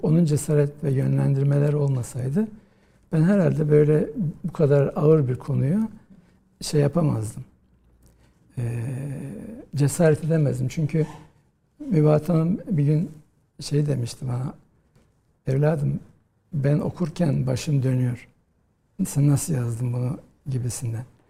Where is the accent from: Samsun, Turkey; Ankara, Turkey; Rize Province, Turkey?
Rize Province, Turkey; Rize; moved away as an adult; also born or lived in Istanbul; Ben e, Rize'de doğdum. E, 1963 yılında. Ve e, ilkokulu, ortaokulu, liseyi Rize'de okudum.